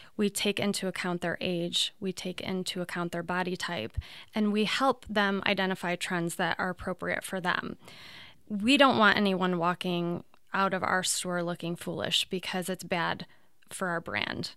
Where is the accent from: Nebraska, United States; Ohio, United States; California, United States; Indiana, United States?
Ohio, United States; Toledo; I'm from Toledo